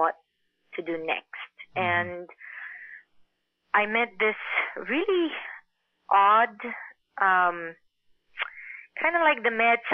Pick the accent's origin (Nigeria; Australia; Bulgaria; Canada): Bulgaria; also born or lived in Queens, New York; now in Los Angeles, United States; growing up in Bulgaria